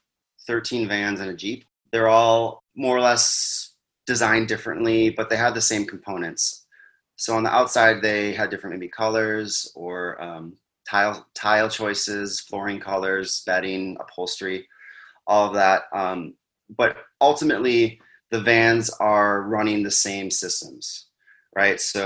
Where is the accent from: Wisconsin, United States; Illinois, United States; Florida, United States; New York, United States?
Wisconsin, United States; now in Arizona, United States; We're originally from Wisconsin